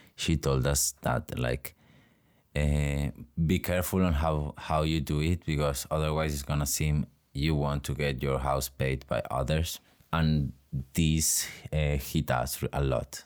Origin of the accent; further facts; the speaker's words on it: Cocentaina, Valencian Community, Spain; also born or lived in Navarre; I'm from Cocentaina, that it's a little town in the Valencian community, very near Alicante.